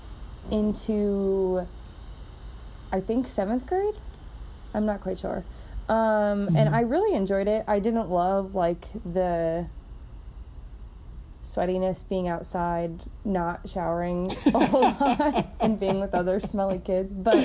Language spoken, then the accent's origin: English; Urbandale, Iowa, United States; also born or lived in Dubuque; now in West Des Moines, United States; I grew up in Urbandale and then moved to West Des Moines after college.